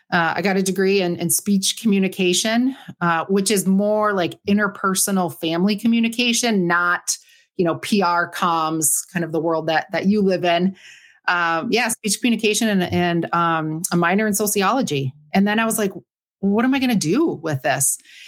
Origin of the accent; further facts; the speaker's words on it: Marquette, Michigan, United States; I am a Youper. Yes. Born and raised in Marquette. A little bit north of Marquette